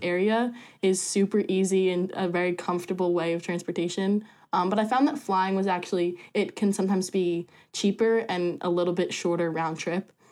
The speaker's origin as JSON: {"language": "English", "town": "Colts Neck", "region": "New Jersey", "country": "United States", "said": "I am from Colts Neck, New Jersey."}